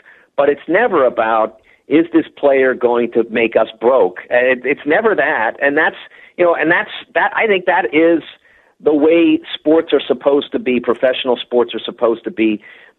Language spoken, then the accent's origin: English; Pittsburgh, Pennsylvania, United States; moved away as an adult; also born or lived in Cincinnati; lived about 90% of my life in either Pittsburgh or Cincinnati. And I grew up in Pittsburgh, didn't move out until the press closed in 92, and then I eventually wound up in Cincinnati and spent 18 years there.